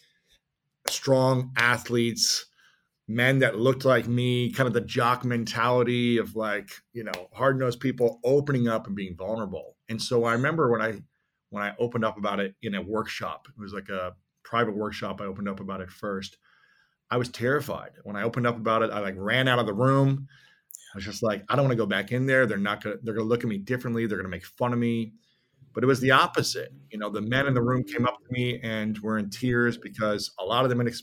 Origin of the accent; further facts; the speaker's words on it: Midwest, United States; we were shaped as young boys growing up in the Midwest